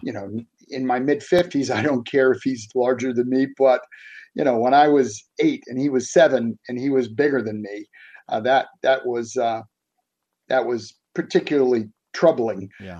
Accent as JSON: {"language": "English", "town": "Boston", "region": "Massachusetts", "country": "United States", "tie": "born or raised there", "moved": "as an adult", "lives_now": "West Virginia, United States", "said": "I grew up in South Boston, which most people would never have heard of it's just a neighborhood in in the city of Boston"}